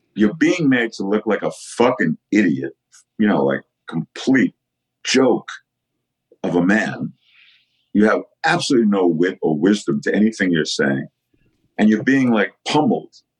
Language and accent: English; New York, United States; growing up in New York